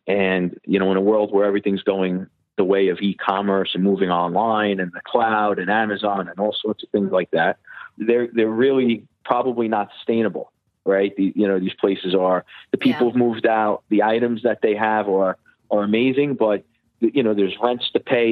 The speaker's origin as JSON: {"language": "English", "town": "New York City", "region": "New York", "country": "United States", "tie": "born or raised there", "said": "growing up in Bay Ridge"}